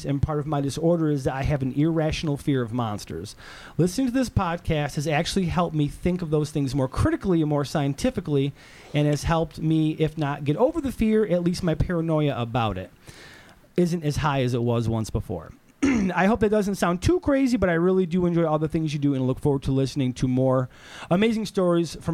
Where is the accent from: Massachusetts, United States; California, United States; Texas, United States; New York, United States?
New York, United States; we're all from New York.